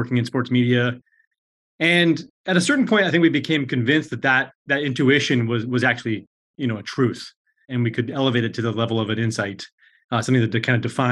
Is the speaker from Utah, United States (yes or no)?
no; Colorado, United States; moved away; I'm from Colorado. My folks are still in Denver.